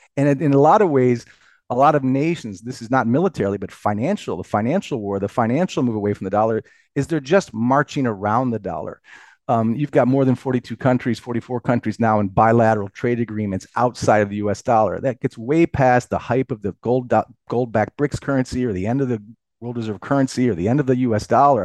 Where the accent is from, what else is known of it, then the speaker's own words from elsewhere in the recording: United States; proud as an American